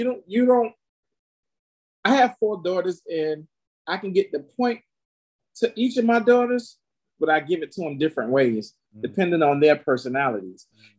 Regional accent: the South, United States; that was a thing that I learned from growing up in the South, being hospitable.

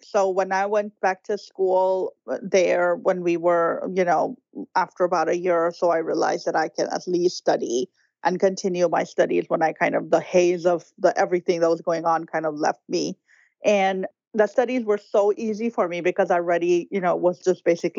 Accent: Karachi, Sindh, Pakistan; moved away as an adult; now in United States; I was born in Karachi, Pakistan. I grew up there. I was in my early 20s when I got married, and my husband was already here in the U.S., also a Pakistani, but studying in Houston.

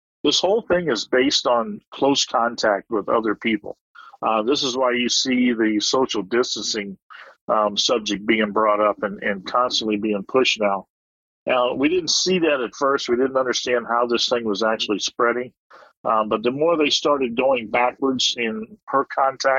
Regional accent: United States; moved away as an adult; now in Waegwan, South Korea; as an American being over here

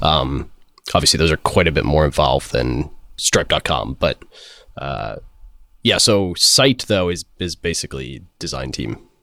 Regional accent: Florida, United States; moved away as an adult; now in San Francisco, United States; I was originally from Florida um, and moved out to SF about three years ago

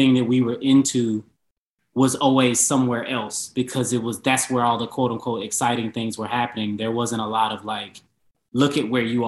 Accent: Memphis, Tennessee, United States; also born or lived in Maryland; Shelby County outside of Memphis.

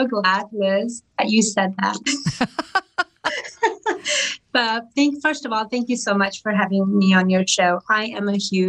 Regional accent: Atlanta, Georgia, United States; also born or lived in India; So we left India in the 80s and I was 9 years old. We came directly to Atlanta, which is my home state. I've been here pretty much majority of my life.

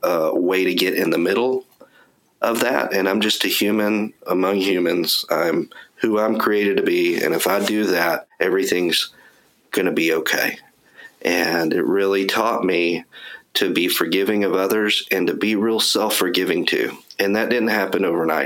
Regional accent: East Texas, United States; I grew up in East Texas

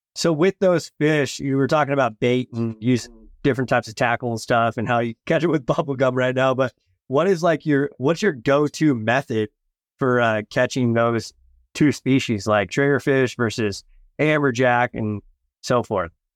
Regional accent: West Coast, United States; I'm from the West Coast

